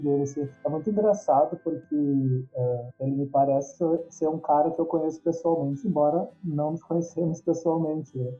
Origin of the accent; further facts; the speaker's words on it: Rio Grande do Sul, Brazil; sou gaúcho